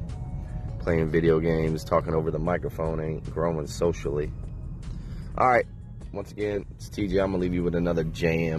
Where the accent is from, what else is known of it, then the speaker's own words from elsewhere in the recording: South Bend, Indiana, United States; I'm from South Bend, Indiana